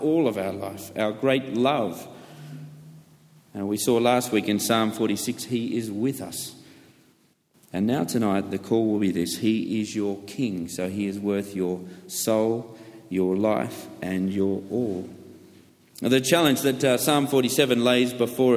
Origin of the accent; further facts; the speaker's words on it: United Kingdom; I'm British.